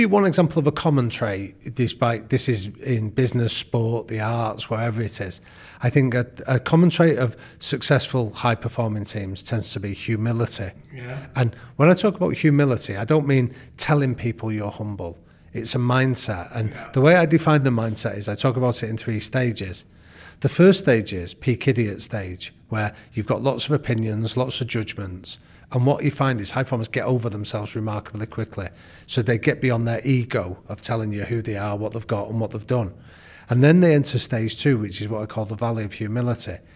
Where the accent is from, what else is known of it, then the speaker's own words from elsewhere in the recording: Manchester, North West England, United Kingdom; Well, I grew up in Manchester